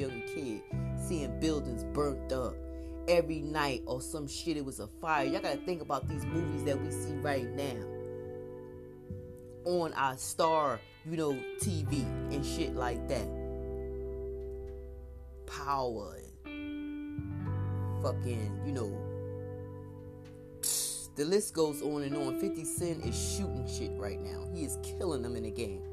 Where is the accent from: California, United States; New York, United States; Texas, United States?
New York, United States; New York City; I grew up in Crown Heights